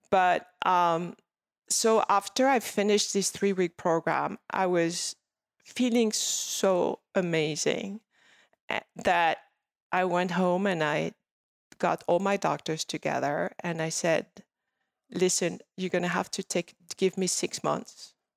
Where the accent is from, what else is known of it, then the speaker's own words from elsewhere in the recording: Paris, Île-de-France, France; English is a second language; moved away as an adult; now in Los Angeles, United States; I grew up in Paris